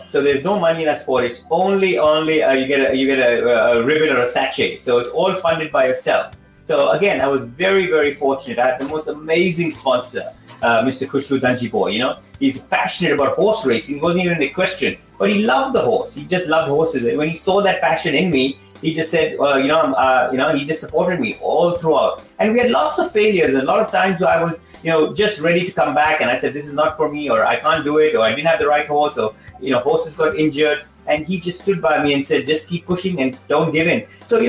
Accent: India; moved away; But I never had that opportunity because I not, you know, trained, I came from India.

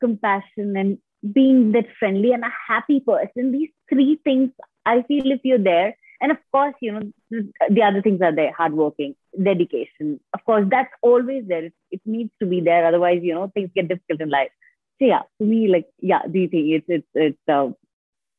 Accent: Jharkhand, India; I have completely been born and brought up in India

